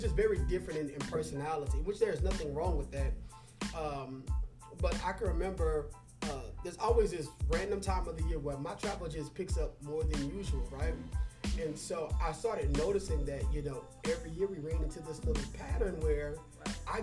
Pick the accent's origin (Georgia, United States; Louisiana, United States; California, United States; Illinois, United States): Louisiana, United States; we grew up in Louisiana